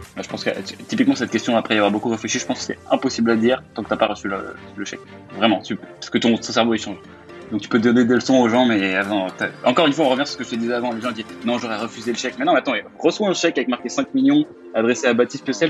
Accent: France; je suis français

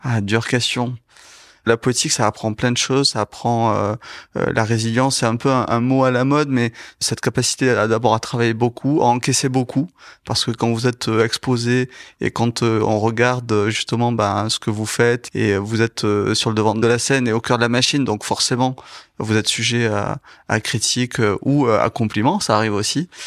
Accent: Toulouse, Occitania, France; je suis toulousain

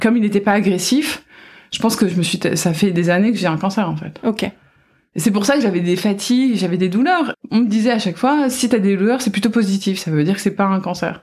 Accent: France; now in Washington, United States

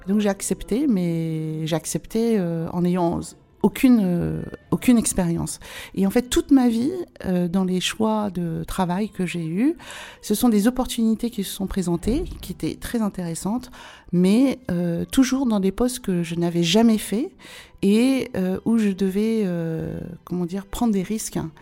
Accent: France; je suis née en France et que j'ai la nationalité française

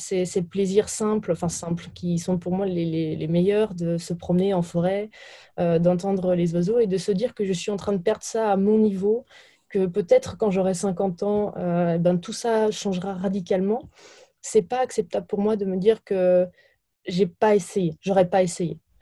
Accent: Burgundy, Bourgogne-Franche-Comté, France; je viens de, de Bourgogne, euh, de, de, la campagne

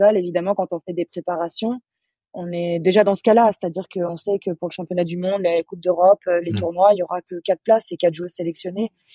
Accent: Annecy, Auvergne-Rhône-Alpes, France; moved away; je suis originaire d'Annecy, en Haute-Savoie. Euh, j'ai commencé le basket là-bas, donc j'ai commencé je, en baby basket, j'avais 5 ans.

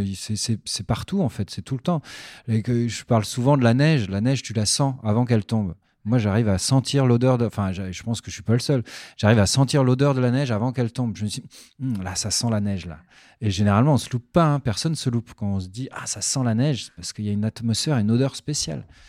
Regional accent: Pontoise, Île-de-France, France; moved away as an adult; also born or lived in Belgium; on a déménagé en banlieue parisienne pour le travail de mon père. à Pontoise, dans le, dans le 9-5. Et c'est là où j'ai vécu toute mon enfance, en fait, jusqu'à mes 18-19 ans.

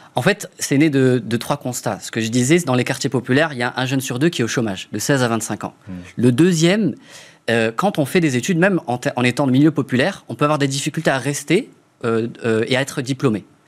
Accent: Strasbourg, Grand Est, France; Je viens de Strasbourg. Autour c'est l'Alsace.

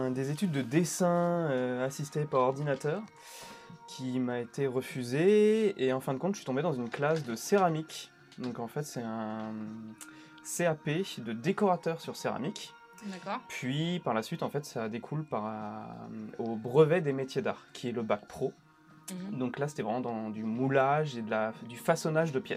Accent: Île-de-France, France; je suis né à Paris en 1989 et en fait, on a pas mal bougé avec ma mère. On a souvent déménagé. essentiellement, j'ai grandi au final en banlieue, dans le 94.

